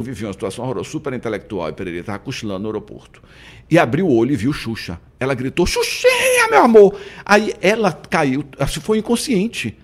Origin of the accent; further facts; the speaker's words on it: Salvador, Bahia, Brazil; Eu fui para Pituba com três anos de idade, né? Minha família morava na Piedade e veraneava na Pituba. Com três anos, minha mãe resolveu morar na Pituba. Então, minha infância foi uma delícia na Pituba